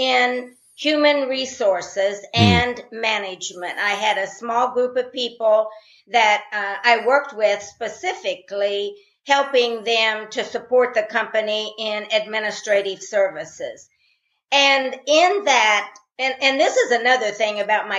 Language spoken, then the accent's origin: English; Indiana, United States; I was born in Indiana in a rural family